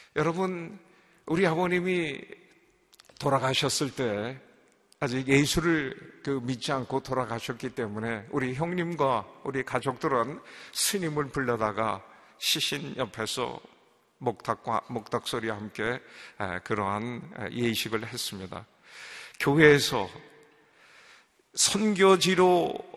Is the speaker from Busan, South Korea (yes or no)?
no; Seoul, South Korea; moved away as an adult; also born or lived in Indonesia; 내가 왕십리 출신인 걸 어떻게 알아요?